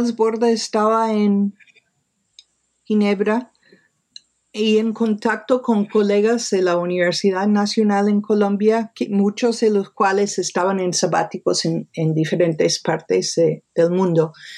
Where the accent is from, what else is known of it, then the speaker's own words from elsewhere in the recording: New York, United States; Nací en Nueva York, me crié en Nueva York.